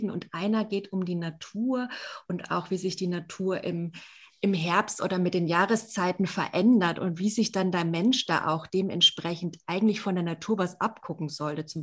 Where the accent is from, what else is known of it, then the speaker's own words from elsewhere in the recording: Bavaria, Germany; Ich komme ja auch ursprünglich aus Franken, aber eher aus der Coburger Ecke.